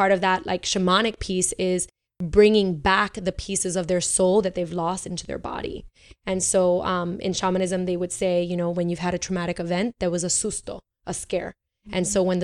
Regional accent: New York City, New York, United States; moved away; also born or lived in Puerto Rico; I'm New Yorican, so I grew up. I grew up in Bushwick

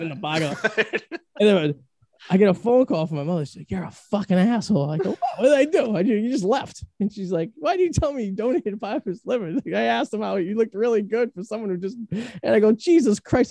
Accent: Revere, Massachusetts, United States; also born or lived in East Boston; I'm from Revere

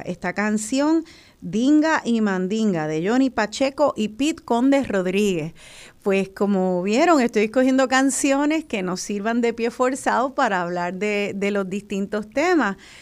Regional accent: Puerto Rico; nosotros los boricuas

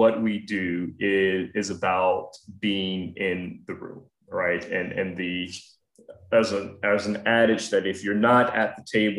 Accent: Atlanta, Georgia, United States; now in Washington, D.C., United States; I'm originally from Atlanta

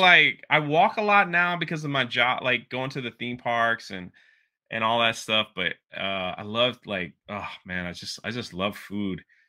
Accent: Washington, District of Columbia, United States; moved away; also born or lived in Miami; I grew up in Washington, D C, and then moved to Miami

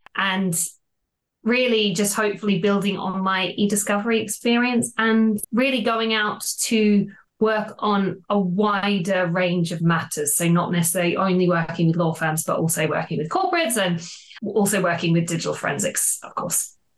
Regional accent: Australia; moved away as an adult; now in London, United Kingdom; I don't know if you can tell from the accent, but I'm originally from Australia

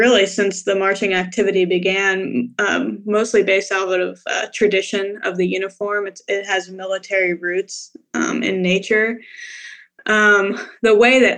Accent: Atlantic City, New Jersey, United States; moved away as an adult; also born or lived in Philadelphia, Pennsylvania / Dayton, Ohio; now in Nashville, United States; I'm originally from Atlantic City, New Jersey, one of the few people who actually grew up

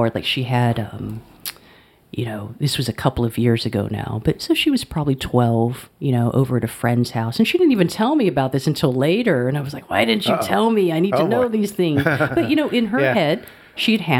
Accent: Alabama, United States; moved away as an adult; also born or lived in Cambridge, Massachusetts; growing up in the South where people, like, if you're walking down the street, you make eye contact with people and you say hello.

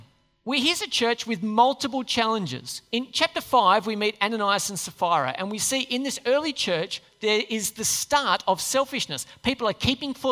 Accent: Australia; we're Aussies

